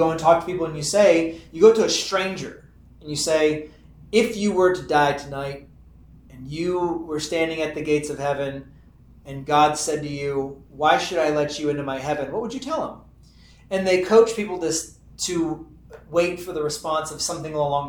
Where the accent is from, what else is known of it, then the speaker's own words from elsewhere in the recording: Texas, United States; I'm from Texas